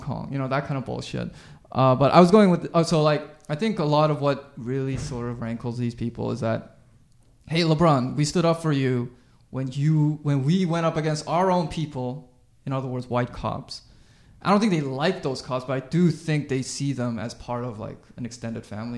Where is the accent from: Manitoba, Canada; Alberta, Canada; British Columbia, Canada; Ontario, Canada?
British Columbia, Canada; Vancouver; I grew up in Vancouver